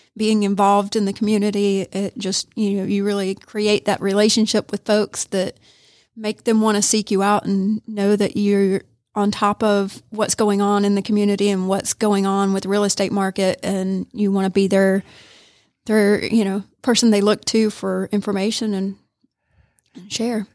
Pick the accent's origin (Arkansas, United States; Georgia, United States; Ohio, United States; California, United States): Georgia, United States; Augusta; moved away as an adult; now in Rome, United States; I'm from Augusta